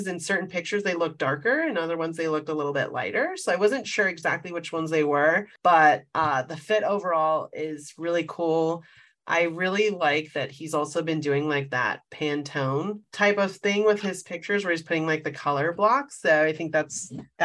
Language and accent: English; Las Vegas, Nevada, United States; moved away as an adult; also born or lived in New York; now in California, United States; I originate from the desert and I'm from Las Vegas